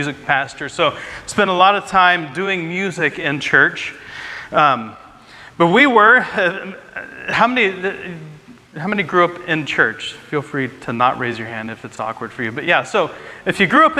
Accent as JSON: {"language": "English", "region": "Ohio", "country": "United States", "tie": "born or raised there", "said": "I grew up in the Midwest, in the Bible Belt in Ohio"}